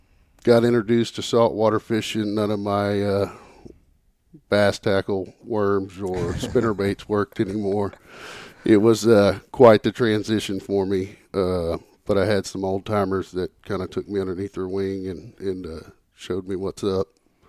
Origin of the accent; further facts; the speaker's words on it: Quitman, Texas, United States; I grew up in Quitman, Texas, about 45 miles north of Tyler on the Great Lake of Lake Fork.